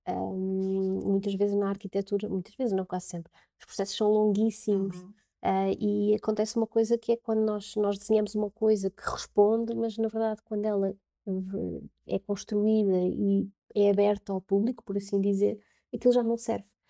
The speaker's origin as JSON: {"language": "Portuguese", "town": "Covilhã", "region": "Centro", "country": "Portugal", "also_born_or_lived": "Lisbon", "moved": "as an adult", "said": "eu sou da Covilhã"}